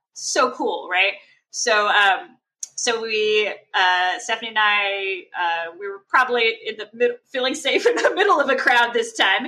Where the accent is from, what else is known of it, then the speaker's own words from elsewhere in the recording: Texas, United States; growing up in Texas